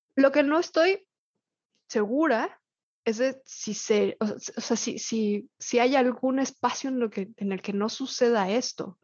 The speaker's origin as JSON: {"language": "Spanish", "region": "Mexico City", "country": "Mexico", "tie": "born or raised there", "also_born_or_lived": "Cuernavaca, Mexico", "moved": "as an adult", "lives_now": "Mérida, Mexico", "said": "reconocerme capitalina, nacida en Ciudad de México"}